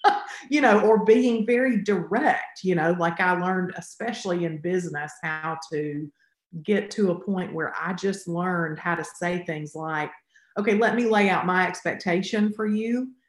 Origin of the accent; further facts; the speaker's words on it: the South, United States; I think for me, it definitely, you know, growing up in the South is just like everywhere.